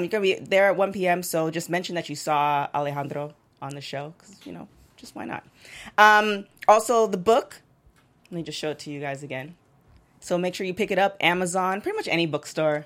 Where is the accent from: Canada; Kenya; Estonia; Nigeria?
Canada; Toronto, Ontario; now in Los Angeles, United States; I'm originally from Toronto